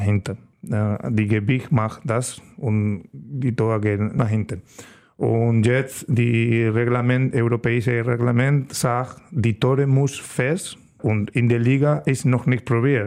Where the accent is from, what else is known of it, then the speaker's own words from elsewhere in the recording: Estepa, Andalusia, Spain; German is a second language; moved away as an adult; now in Germany; meine Heimat äh, heißt Estepa. Das ist ein kleines Dorf in der Sevilla-Region